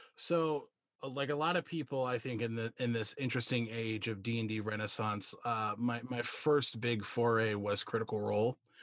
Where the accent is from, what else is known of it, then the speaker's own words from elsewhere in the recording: Wisconsin, United States; I'm a cheesehead. I'm from Wisconsin